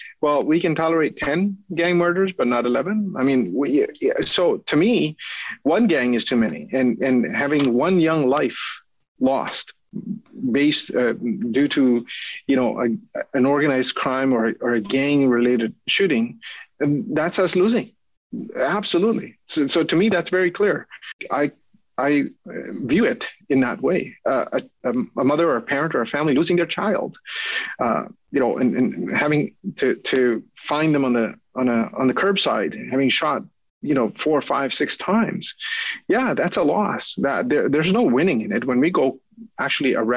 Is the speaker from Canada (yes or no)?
yes; Canada; as a Canadian in my country